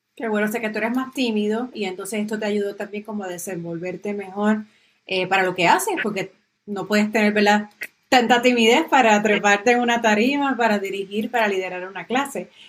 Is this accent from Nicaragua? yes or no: no; Aguadilla, Puerto Rico; Y tú eres de mi pueblo.